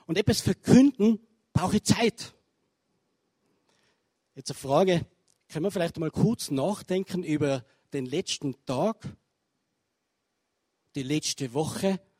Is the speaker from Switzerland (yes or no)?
no; Tyrol, Austria; ie Einladung als Tiroler wieder in Vorarlberg über Gott, über das, was er vorhat, reden zu dürfen.